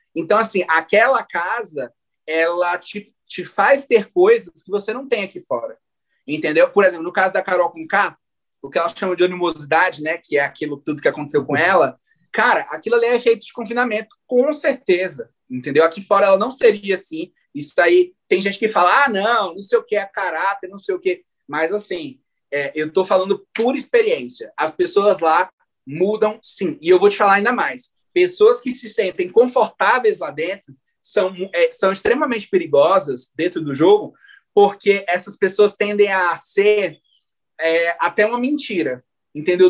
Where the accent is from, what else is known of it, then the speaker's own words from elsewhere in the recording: Maranhão, Brazil; nós dois somos maranhenses, e o melhor de tudo, somos da região de Tocantina, né? Do Maranhão